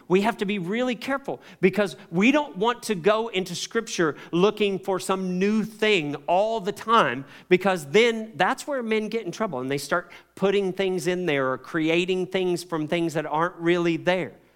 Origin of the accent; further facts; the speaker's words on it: Kentucky, United States; as a child, I grew up in Kentucky, tobacco country